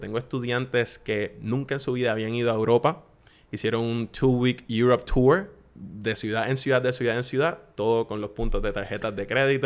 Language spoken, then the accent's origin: Spanish; Puerto Rico; accent: Puerto Rican; yo me voy a hablar como puertorriqueño, como yo, como hablo con mis amigos